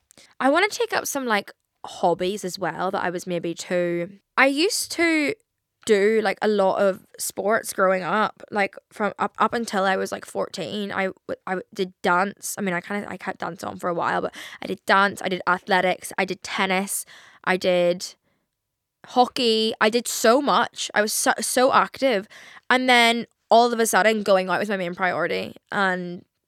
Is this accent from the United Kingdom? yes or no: no; Ireland; I'm Irish, okay?